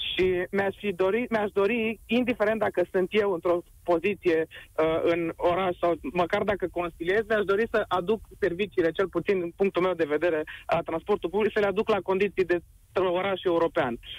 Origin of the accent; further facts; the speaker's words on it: Piatra Neamț, Neamț County, Romania; moved away as an adult; now in Cluj-Napoca, Romania; eu vă sunt din Piatra Neamț, sunt student la autovehicule rutiere la Cluj